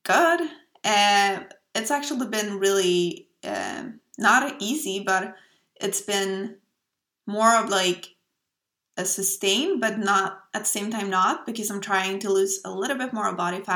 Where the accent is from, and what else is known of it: Sweden; accent: Swedish; English is a second language